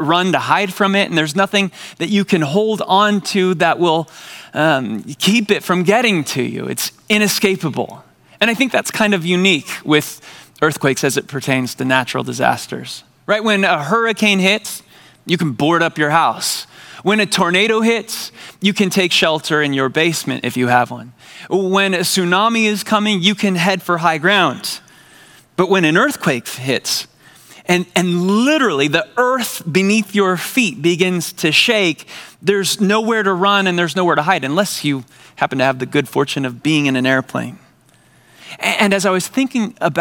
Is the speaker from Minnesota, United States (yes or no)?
no; San Diego, California, United States; I grew up in San Diego